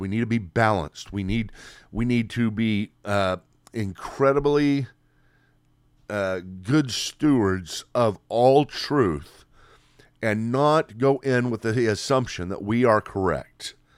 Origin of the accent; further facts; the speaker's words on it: United States; Here in America